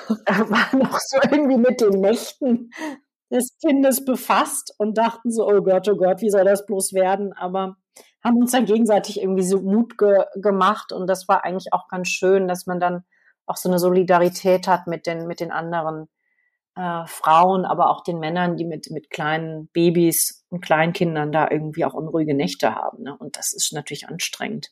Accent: Münster, North Rhine-Westphalia, Germany; now in Berlin, Germany; aus meiner Heimatstadt Münster

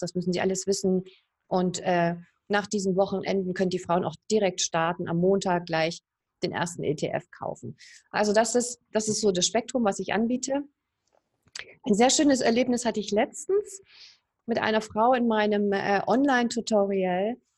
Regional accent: East Germany, Germany; moved away as an adult; Ich komme ja aus der DDR, ich bin da aufgewachsen

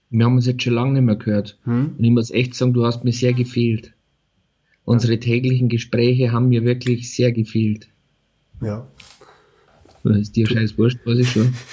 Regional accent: Altötting, Bavaria, Germany; Ich komme aus Altötting.

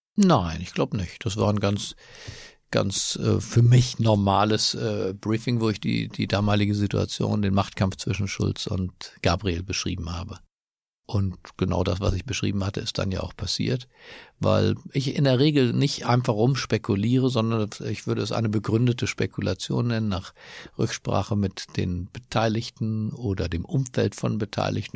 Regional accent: Berlin, Germany; moved away; also born or lived in Düsseldorf / Washington / Cologne; Meine Heimatstadt ist Berlin, aber ich fühle mich auch in anderen Städten auf der Welt zu Hause, zum Beispiel in Washington

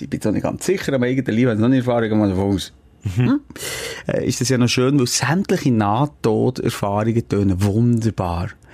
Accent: Switzerland; bei uns in der Schweiz

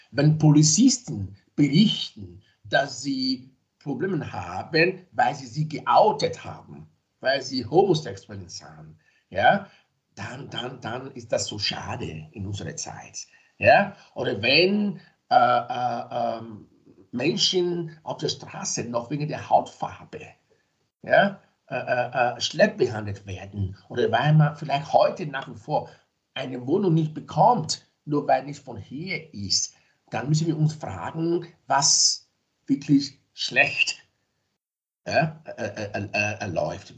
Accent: Nigeria; now in Graz, Austria; ich bin zwar in Nigeria geboren, ich lebe aber in Österreich seit mehr als 30 Jahren. Also das heißt, dass ich schon länger da bin in Österreich als in Nigeria

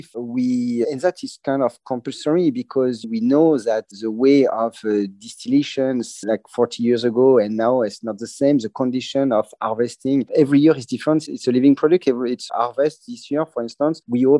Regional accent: Cognac region, Nouvelle-Aquitaine, France; I'm from the Cognac region. I'm also a cognac producer myself. I'm from the 14th generation in the region.

